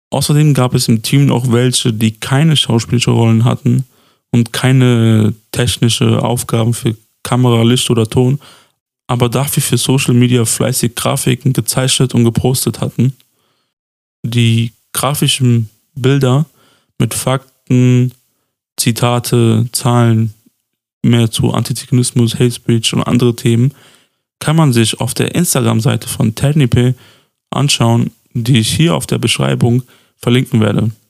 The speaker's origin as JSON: {"language": "German", "town": "Pristina", "region": "Pristina District", "country": "Kosovo", "said": "fest, dass wir beide ähm, der gleichen Sub-Roma-Gruppe angehören, also die nennt sich Adli. Und ähm, wir sind beide aus Pristina."}